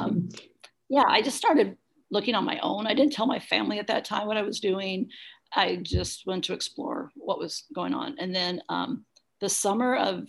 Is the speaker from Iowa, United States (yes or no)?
yes; Ottumwa, Iowa, United States; also born or lived in Lawrence, Kansas; I was raised in Ottumwa